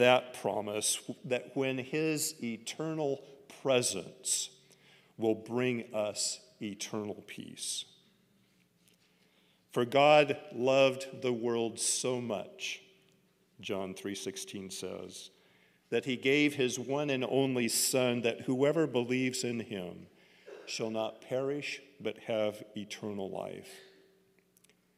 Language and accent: English; Oregon, United States; growing up in Oregon